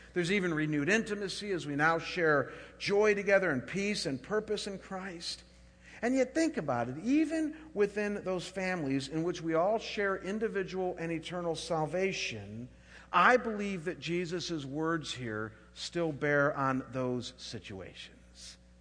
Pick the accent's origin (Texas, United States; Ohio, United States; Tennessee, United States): Ohio, United States; Chagrin Falls; moved away; I was back home in my hometown of Chagrin Falls, Ohio